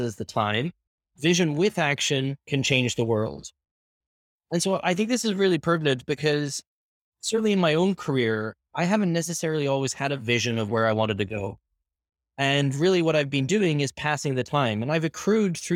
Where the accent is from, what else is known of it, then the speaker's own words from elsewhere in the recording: Ireland; also born or lived in Canada; now in Spain; I was born and raised in Ireland, moved to Canada where I spent 18 years, and I've been living in Spain for the past 3 years.